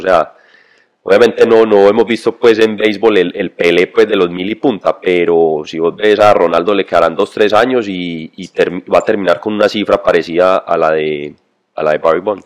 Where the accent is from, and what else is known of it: Colombia